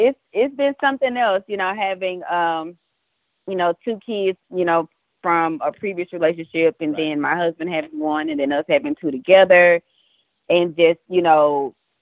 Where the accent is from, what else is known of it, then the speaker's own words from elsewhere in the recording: Dallas, Texas, United States; I grew up in Dallas, Texas, born and raised all of my life